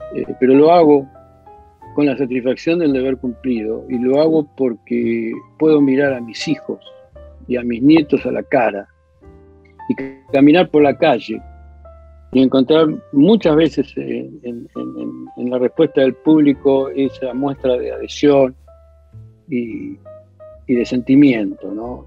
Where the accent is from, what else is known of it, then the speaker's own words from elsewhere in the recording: Argentina; nos toca vivir como argentinos